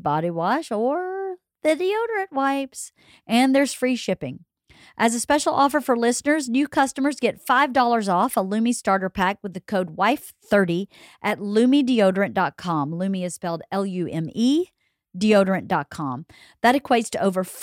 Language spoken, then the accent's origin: English; Georgia, United States; now in Southern California, United States; growing up in Georgia